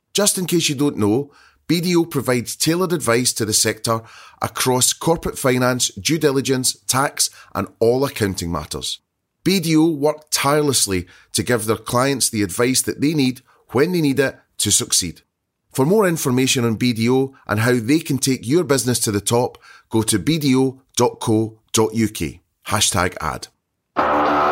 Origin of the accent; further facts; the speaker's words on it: Scotland, United Kingdom; being Scottish